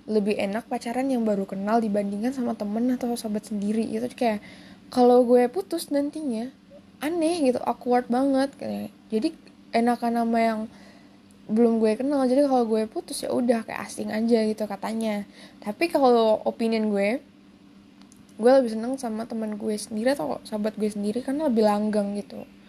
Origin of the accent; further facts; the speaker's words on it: Jakarta, Indonesia; born there; gue lahir di Jakarta dan beberapa keluarga gue ada tinggal di Jakarta